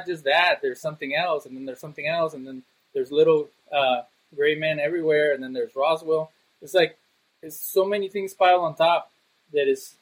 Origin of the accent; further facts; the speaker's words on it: Monterrey, Nuevo León, Mexico; also born or lived in Cancun, Mexico; when I went back to Monterrey, Mexico, where I'm originally from